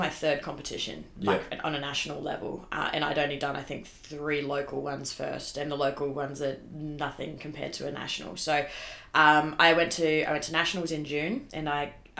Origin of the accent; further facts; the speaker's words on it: Darwin, Northern Territory, Australia; I grew up in Darwin